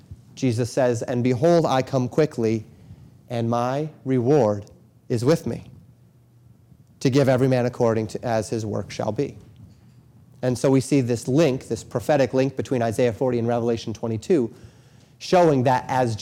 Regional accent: Colorado, United States; moved away; I grew up in Colorado.

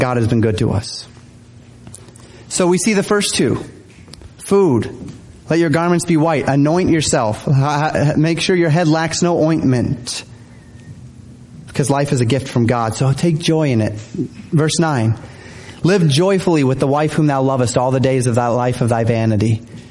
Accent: Denver, Colorado, United States; moved away as an adult; I'm from Denver area in Colorado, and so we're far away from family

